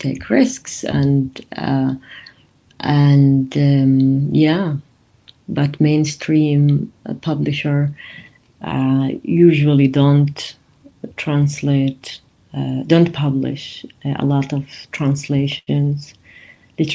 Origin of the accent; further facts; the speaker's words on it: Israel; I was born and grew up in Taipei